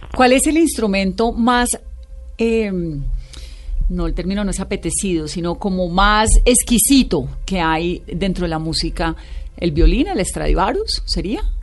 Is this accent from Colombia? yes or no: yes; Pacific region, Colombia; yo soy del Pacífico